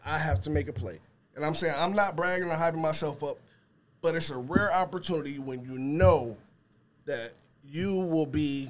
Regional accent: Inkster, Michigan, United States; when I was growing up in Inkster

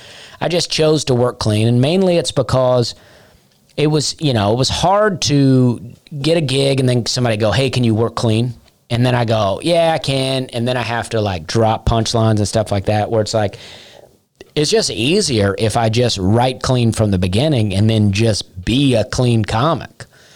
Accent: Alabama, United States; now in Nashville, United States; I moved to Nashville to become a comic. I came from Alabama. I came from Charleston, but from Alabama to Nashville to become a comedian.

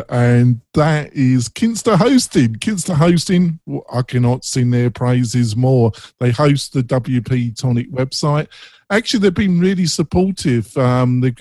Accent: England, United Kingdom; I'm English, and I have friends in England

